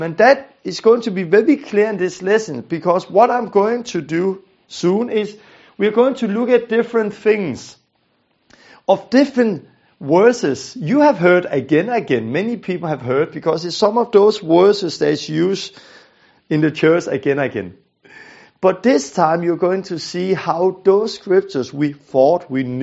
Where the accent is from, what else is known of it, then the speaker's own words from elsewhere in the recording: Denmark; I'm from Denmark, I'm a Danish guy